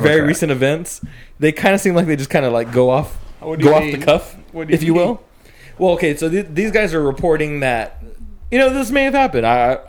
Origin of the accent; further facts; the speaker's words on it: Fresno, California, United States; Because we're from Fresno area, son.